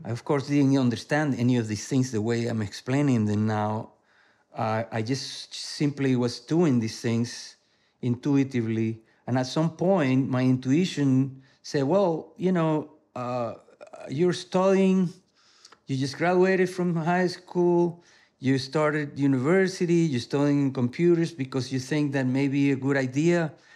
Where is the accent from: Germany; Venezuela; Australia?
Venezuela; moved away; I was born in Venezuela